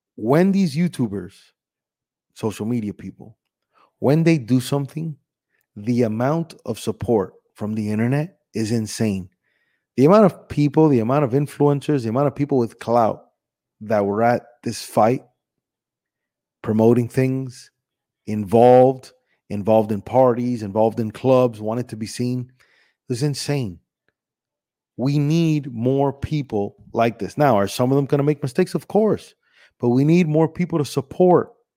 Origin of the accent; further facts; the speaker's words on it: Miami, Florida, United States; also born or lived in Cuba; I was born in Cuba, but I was raised here in Miami